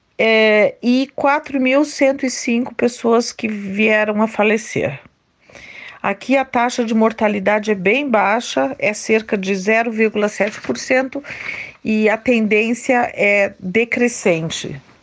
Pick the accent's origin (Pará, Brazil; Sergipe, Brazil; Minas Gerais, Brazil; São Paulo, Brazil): São Paulo, Brazil; Ourinhos; moved away as an adult; now in Krefeld, Germany; Eu sou de Ourinhos, estado de São Paulo, moro na Alemanha há mais de 30 anos, aqui na cidade de Krefeld, perto de Düsseldorf